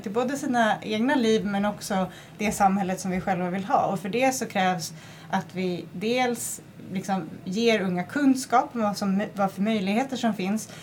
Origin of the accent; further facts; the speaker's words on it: northern Gotland, Sweden; när jag växte upp på norra Gotland